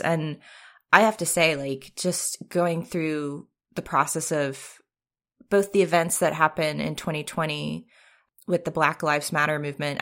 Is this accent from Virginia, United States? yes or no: yes; Richmond, Virginia, United States; moved away; also born or lived in San Francisco; my hometown of Richmond, Virginia